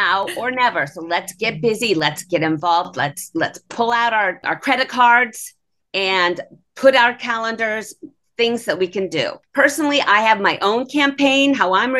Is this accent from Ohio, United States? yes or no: yes; Columbus, Ohio, United States; I grew up in Columbus area, Central Ohio